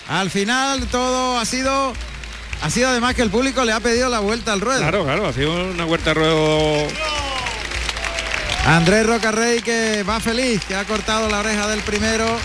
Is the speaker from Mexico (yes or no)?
no; Ecuador; De Ecuador.